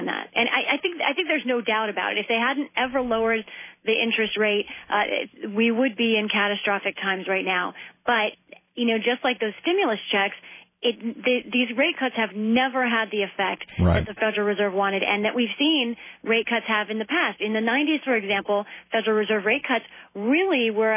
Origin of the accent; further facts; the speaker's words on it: the South, United States; I am from the South